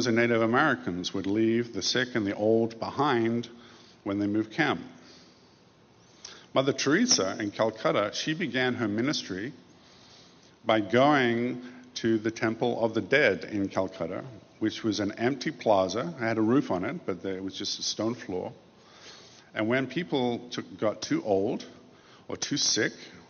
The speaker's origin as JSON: {"language": "English", "region": "England", "country": "United Kingdom", "tie": "born or raised there", "said": "Although I grew up in England, I didn't go to church"}